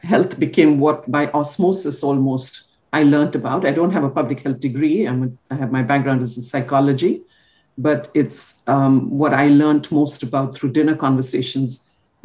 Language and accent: English; India; now in United States; growing up in India